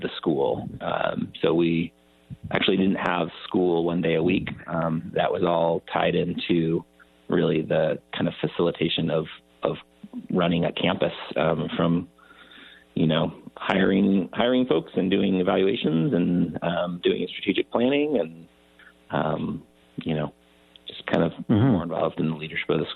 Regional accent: San Juan Ridge, California, United States; also born or lived in Bar Harbor, Maine; I love growing up on the San Juan Ridge

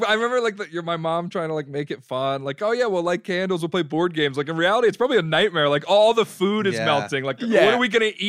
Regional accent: Long Island, New York, United States; also born or lived in Florida / Jacksonville, Florida; now in Brooklyn, United States; Yeah, well, I grew up on Long Island, then I moved to Florida. So I lived in Florida for a while, but I moved here after I graduated.

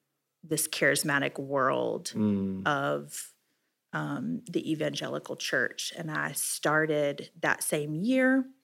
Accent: Florence, South Carolina, United States; So I was born in Florence, South Carolina. I'm the middle child of 5 kids.

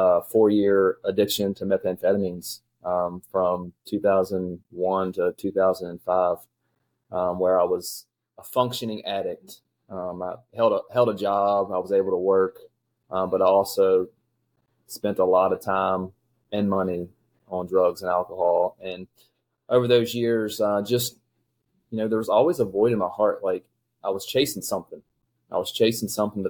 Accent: Shenandoah Valley, Virginia, United States; I grew up here in the Shenandoah Valley, went to Spotswood High School, grew up in a loving family

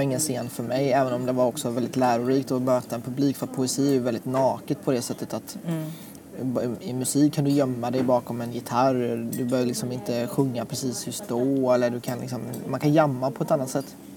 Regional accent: Sweden; also born or lived in Thailand; kom hit när jag var två och ett halvt

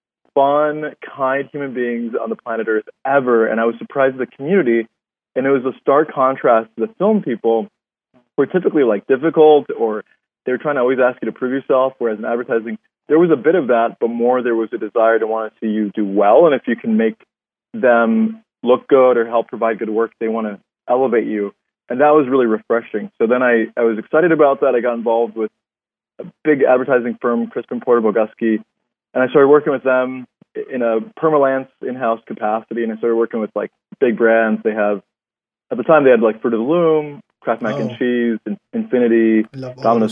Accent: Mexico; also born or lived in Denver, Colorado; now in Los Angeles, United States; When I was in Mexico, so I was born in Mexico

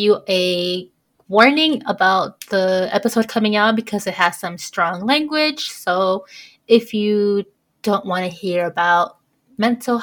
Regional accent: United States; I'm American

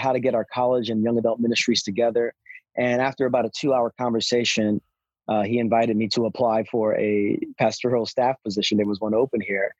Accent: New York City, New York, United States; born and raised in New York City

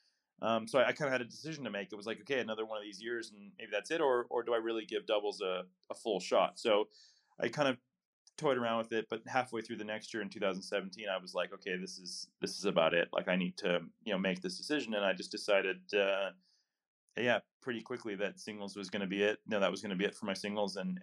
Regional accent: Midwest, United States; as a kid growing up in the Midwest, I saw myself as just an American athlete

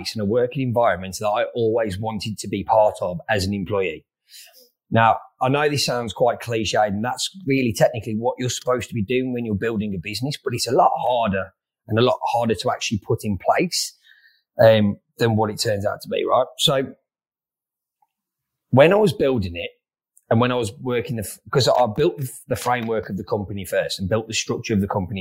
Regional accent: Wolverhampton, West Midlands, United Kingdom; moved away as an adult; also born or lived in Sydney, Australia; now in Melbourne, Australia; I grew up in Wolverhampton or just outside Wolverhampton, which is in the Midlands

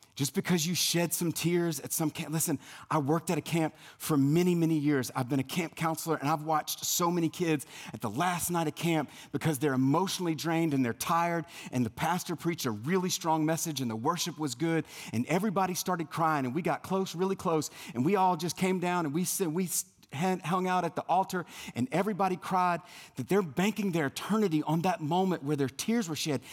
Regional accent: South Louisiana, United States; moved away; growing up in South Louisiana

